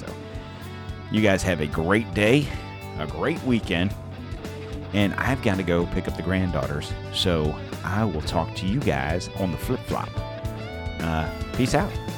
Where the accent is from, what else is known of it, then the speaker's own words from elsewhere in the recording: Pennsylvania, United States; now in Florida, United States; I was born in Pennsylvania, but I've lived here long enough